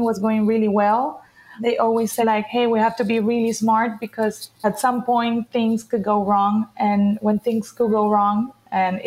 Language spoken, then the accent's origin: English; Cartagena, Bolívar, Colombia; now in Miami, United States; I'm currently based in Miami, but I'm right now in Colombia in my hometown, Cartagena.